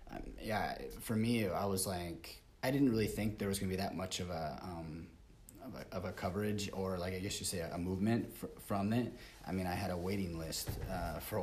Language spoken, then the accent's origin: English; United States; moved away as an adult; now in Barcelona, Spain; I grew up in the States